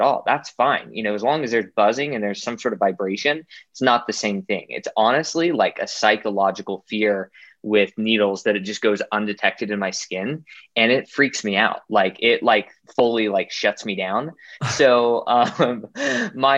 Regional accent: Utah, United States; also born or lived in Virginia / Illinois; I'm a local, born and raised in Utah

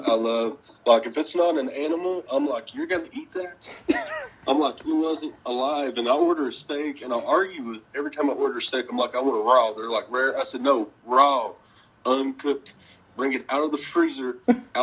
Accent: the South, United States; I am from the South.

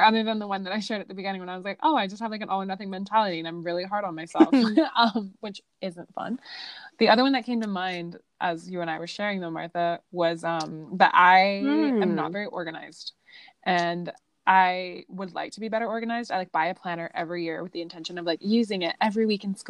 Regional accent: Italy; moved away; growing up in Italy

